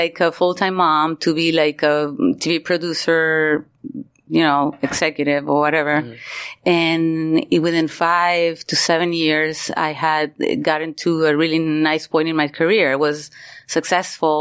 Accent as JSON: {"language": "English", "town": "Maracaibo", "region": "Zulia", "country": "Venezuela", "tie": "born or raised there", "also_born_or_lived": "Miami / New York", "moved": "as an adult", "said": "I was born and raised in Venezuela, in Maracaibo, Venezuela"}